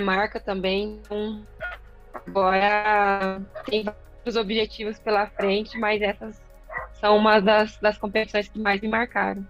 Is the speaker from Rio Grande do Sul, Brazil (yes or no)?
no; Londrina, Paraná, Brazil; eu sou natural de Londrina